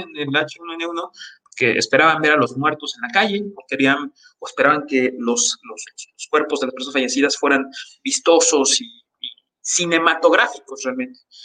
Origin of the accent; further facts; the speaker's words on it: Jojutla, Morelos, Mexico; el municipio en el que yo nací, que es Cojutla